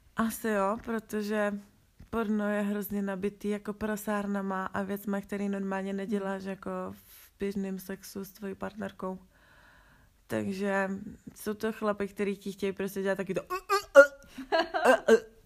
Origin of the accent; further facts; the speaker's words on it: Czechia; tohle s tom my v Čechách nemáme